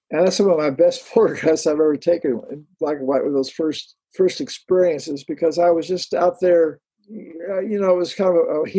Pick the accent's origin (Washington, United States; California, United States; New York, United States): California, United States; now in Florida, United States; I'm Californian.